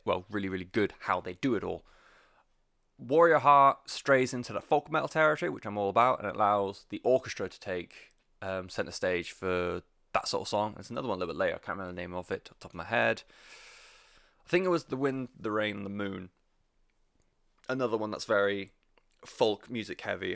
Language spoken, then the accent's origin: English; United Kingdom; I'm British